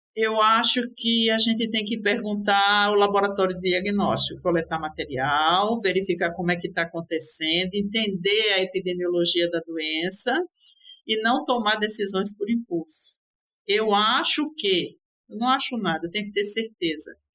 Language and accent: Portuguese; Recife, Pernambuco, Brazil; minha terra ficou, que é Recife, Pernambuco